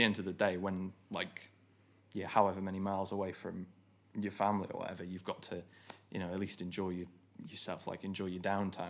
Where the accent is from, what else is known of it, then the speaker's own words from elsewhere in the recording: Stoke-on-Trent, West Midlands, United Kingdom; moved away as an adult; I am originally from Stoke-on-Trent.